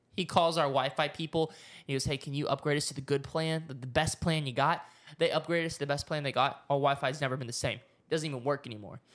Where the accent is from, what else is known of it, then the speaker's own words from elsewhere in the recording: Oklahoma, United States; I grew up in Oklahoma. I was a small town boy